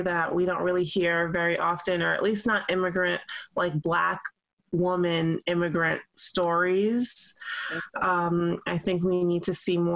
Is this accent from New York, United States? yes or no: yes; New York City, New York, United States; I was born in Brooklyn